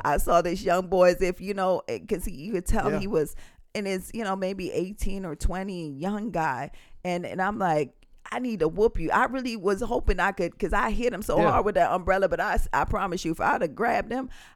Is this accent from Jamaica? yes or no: yes; Jamaica; accent: Jamaican; now in United States; Growing up in Jamaica